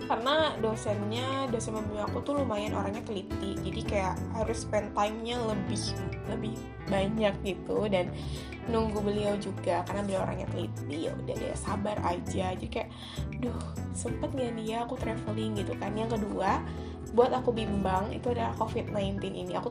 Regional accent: Magelang, Central Java, Indonesia; saudara aku di Jogja bukan Jogja sih Magelang nah di dia tuh ngasih tahu bahwa di Magelang itu di kampung aku

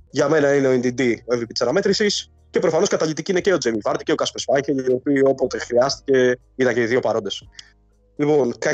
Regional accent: Pefki, Greece; από ποιο χωριό. Τι σου φαίνεται περίεργο. από το χωριό τη Πεύκη.

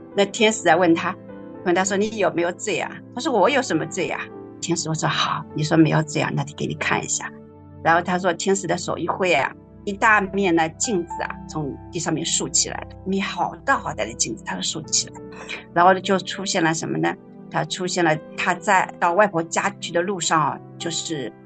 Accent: Shaoxing, Zhejiang, China; 我来自浙江绍兴， 是第三代的基督徒

